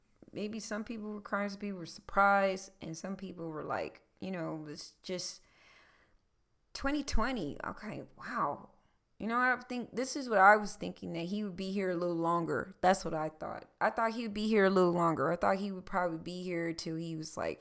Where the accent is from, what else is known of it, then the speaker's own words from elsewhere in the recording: Philadelphia, Pennsylvania, United States; moved away; also born or lived in South Carolina / Georgia; I was born in Philadelphia, Pennsylvania.